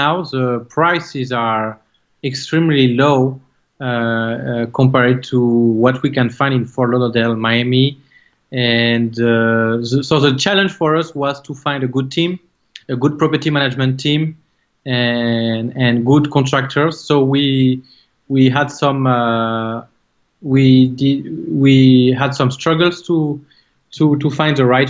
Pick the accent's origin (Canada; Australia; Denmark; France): France; English is a second language; now in South Florida, United States; Coming from France, as you can tell from my accent